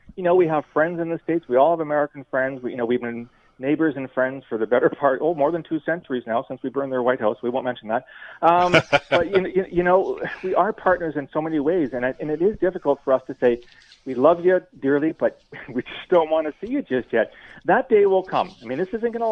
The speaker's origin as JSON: {"language": "English", "town": "London", "region": "Ontario", "country": "Canada", "tie": "born or raised there", "said": "I'm born and raised in London, so I get the whole tourism thing in southwestern Ontario"}